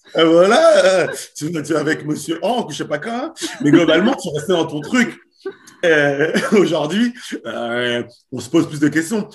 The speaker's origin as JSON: {"language": "French", "area": "Paris suburbs, Val-d'Oise", "region": "Île-de-France", "country": "France", "tie": "born or raised there", "also_born_or_lived": "Haiti (origin) / Pau", "said": "je suis haïtien d'origine, j'ai grandi en banlieue parisienne, à côté de chez toi. Exactement. Euh, donc dans le Val d'Oise"}